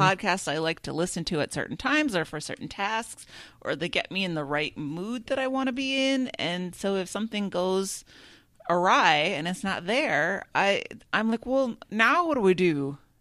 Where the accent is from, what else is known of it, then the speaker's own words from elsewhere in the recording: Minnesota, United States; as a Minnesotan